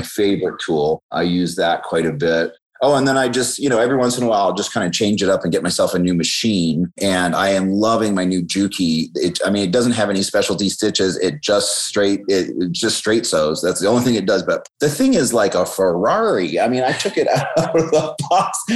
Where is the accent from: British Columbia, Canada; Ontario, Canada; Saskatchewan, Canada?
British Columbia, Canada; just outside of Vancouver; also born or lived in Tacoma, Washington, United States; now in Southern California, United States; i was born uh, in tacoma but i was raised just outside of vancouver uh, british columbia